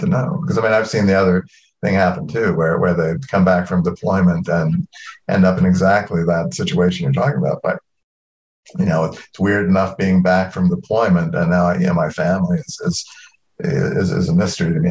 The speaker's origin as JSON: {"language": "English", "town": "Norfolk", "region": "Virginia", "country": "United States", "accent": "southern", "moved": "yes", "said": "I come from Norfolk, go back to Norfolk, and all of a sudden my accent would start slipping back into, you know, a, a little bit more southern"}